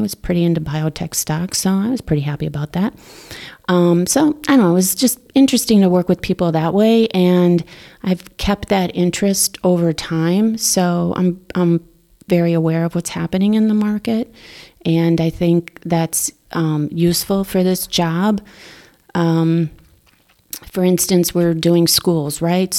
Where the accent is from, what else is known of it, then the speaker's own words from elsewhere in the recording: Wisconsin, United States; now in Darien, United States; I grew up in Wisconsin and went to University of Wisconsin